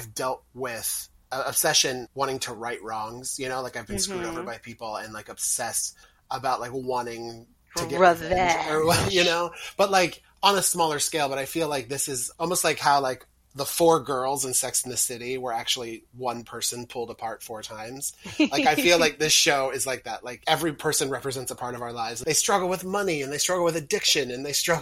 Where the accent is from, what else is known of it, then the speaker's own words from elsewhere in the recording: outside of St. Louis, Missouri, United States; moved away; my hometown in Missouri has one of those zoos